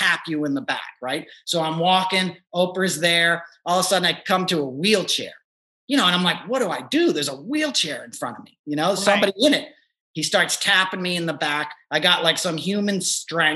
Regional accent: New York, United States; I grew up in New York

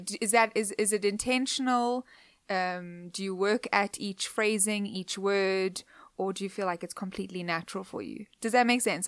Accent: Cape Town, Western Cape, South Africa; moved away; Cape Town, where I grew up

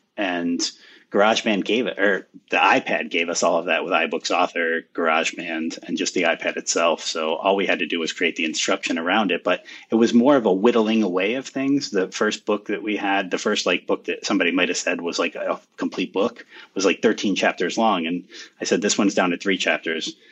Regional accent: United States; my hometown here

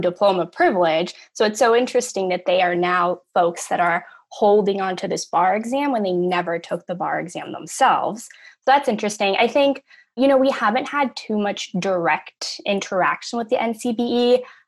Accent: Los Angeles, California, United States; I'm from Los Angeles, California, born and raised

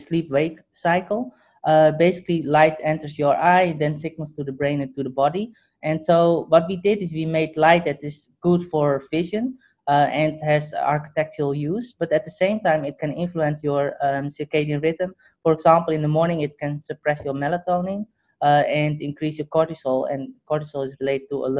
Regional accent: Netherlands; moved away; also born or lived in Hong Kong; I grew up in the Netherlands.

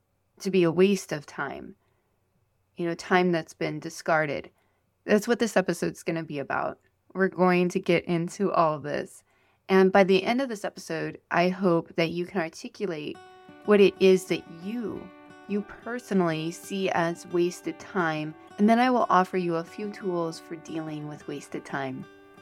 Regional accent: Iowa, United States; I was raised in Iowa, and Iowans are known for their strong work ethic. We're hard workers.

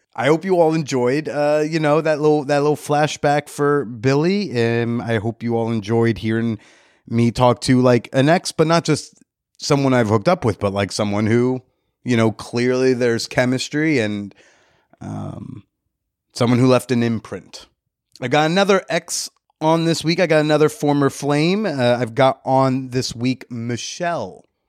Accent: New Jersey, United States; as a Jersey native

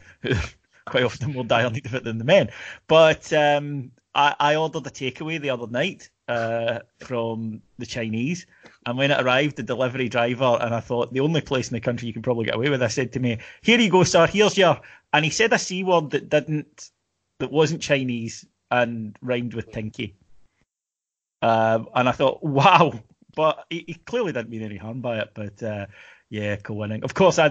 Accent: Kilwinning, Scotland, United Kingdom; I'm from Kilwinning

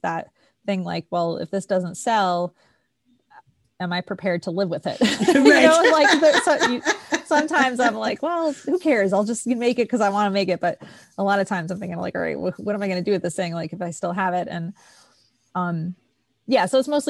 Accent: East Coast, United States; I grew up in the East Coast

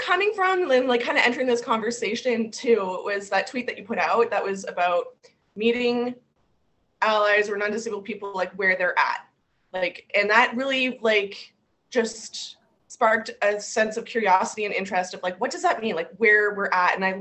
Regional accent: St. Catharines, Ontario, Canada; I was born and raised in St. Catharines, Ontario

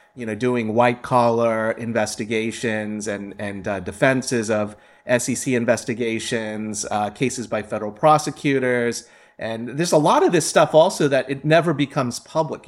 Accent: Ohio, United States; I grew up in Ohio. I'm a mid, Midwesterner

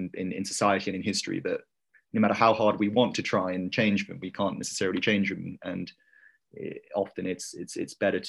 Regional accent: Leeds, Yorkshire and the Humber, United Kingdom; moved away as an adult; now in Oxford, United Kingdom; Yeah, so I'm from a city in the north of England called Leeds. I think some of you have heard of it. About 3 hours north of London, up the M1. I went to school in Leeds

